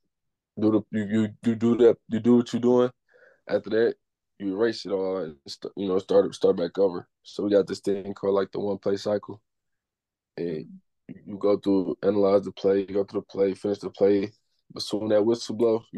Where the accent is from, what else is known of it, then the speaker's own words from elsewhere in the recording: Detroit, Michigan, United States; growing up in Detroit